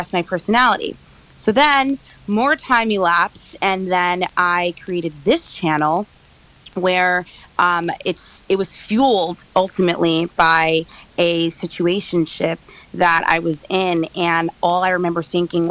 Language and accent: English; New York, United States; I am from New York